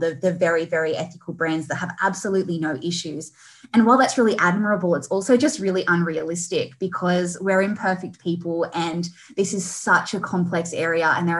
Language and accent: English; Australia; we, as the Aussie population